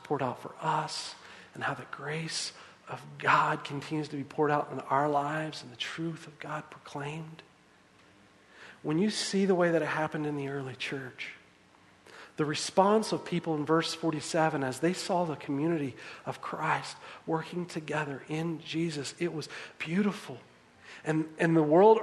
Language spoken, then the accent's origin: English; the South, United States; as we say in the South, y'all